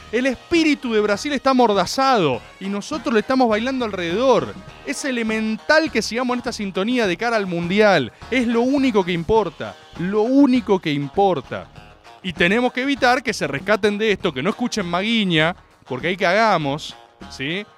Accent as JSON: {"language": "Spanish", "country": "Argentina", "said": "como compatriotas, como argentinos"}